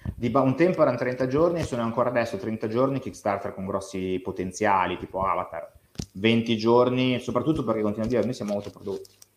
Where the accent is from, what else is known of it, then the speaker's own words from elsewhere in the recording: Tortona, Piedmont, Italy; vengo da Tortona, sono di Tortona